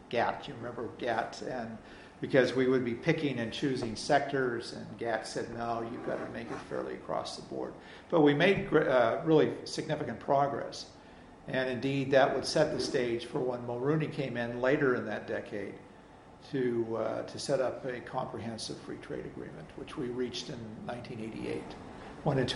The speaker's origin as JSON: {"language": "English", "area": "San Francisco Bay Area", "region": "California", "country": "United States", "tie": "born or raised there", "said": "I'm from California, you know, even though many people on my campus think I'm Canadian. I'm actually born in the San Francisco Bay Area"}